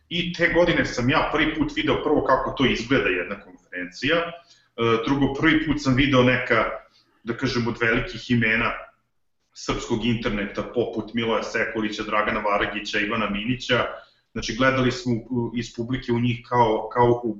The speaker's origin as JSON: {"language": "Croatian", "town": "Zrenjanin", "region": "Vojvodina", "country": "Serbia", "tie": "born or raised there", "said": "u mom rodnom gradu Zrenjaninu"}